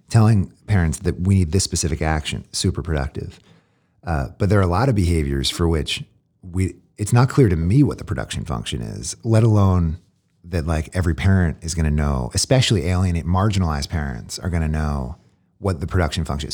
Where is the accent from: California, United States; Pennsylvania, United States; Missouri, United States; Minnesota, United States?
Pennsylvania, United States; Philadelphia; I grew up in Philly